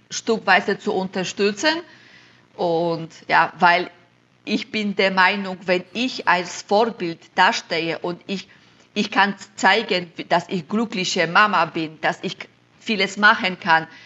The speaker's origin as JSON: {"language": "German", "region": "Silesian Voivodeship", "country": "Poland", "second_language": "German", "lives_now": "Germany", "said": "ich komme aus Schlesien in Polen, dann kann ich auch Schlesisch sprechen. Jetzt wohne ich im Schwabenländle, da kann ich auch ein bisschen Schwabenländle."}